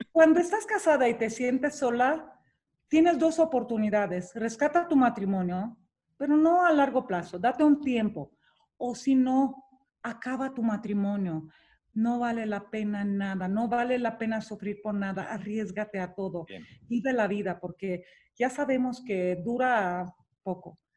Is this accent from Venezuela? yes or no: no; Romania; now in Mexico; Nací en Rumania, nací en el comunismo, nací en un país con muchas limitaciones